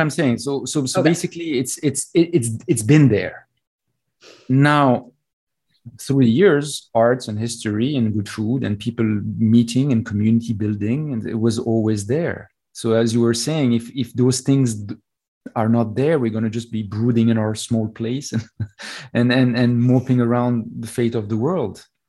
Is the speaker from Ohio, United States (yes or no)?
no; Texas, United States; now in New York City, United States; I was born in Texas